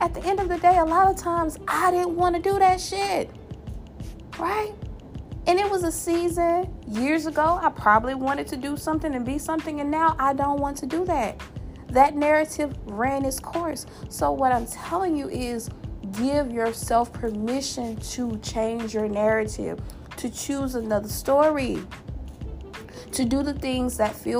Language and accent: English; Louisiana, United States; my home state, that boot state, the Mardi Gras state, the gumbo state, the pecan candy state, my home state of Louisiana